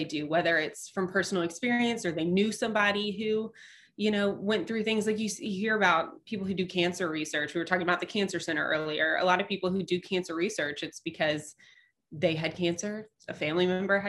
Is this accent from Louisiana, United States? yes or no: yes; Shreveport, Louisiana, United States; accent: non-Cajun; moved away as an adult; now in Nashville, United States; I'm from Shreveport-Bossier, which I mean, we're Louisiana, but we're not. It's so far north. Like we're more Texas, Arkansas than we are Louisiana.